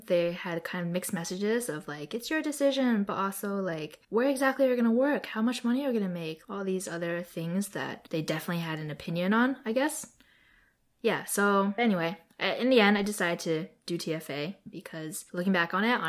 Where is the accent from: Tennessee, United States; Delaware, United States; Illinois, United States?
Delaware, United States; also born or lived in New Jersey; I was born in New Jersey and grew up in Delaware